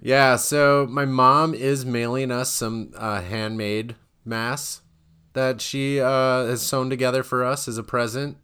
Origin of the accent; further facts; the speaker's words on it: Wisconsin, United States; moved away; I grew up in Wisconsin